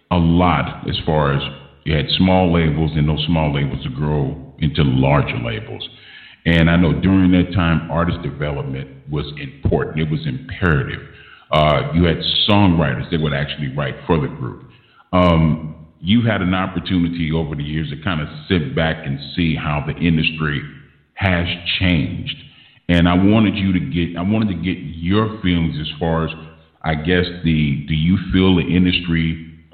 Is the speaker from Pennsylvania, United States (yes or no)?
no; Los Angeles, California, United States; growing up in South Central